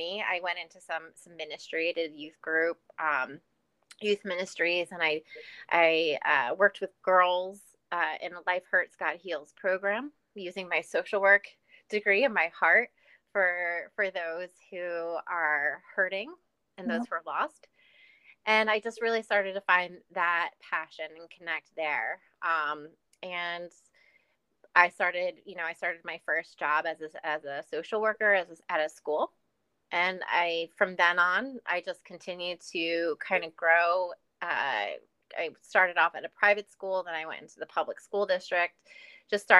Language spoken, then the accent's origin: English; New York City, New York, United States; moved away; also born or lived in New Orleans; I'm from New York City